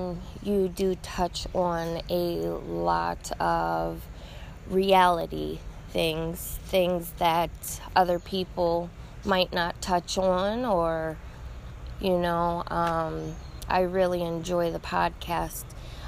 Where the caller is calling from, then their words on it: Buffalo, New York, United States; I am calling from Buffalo, New York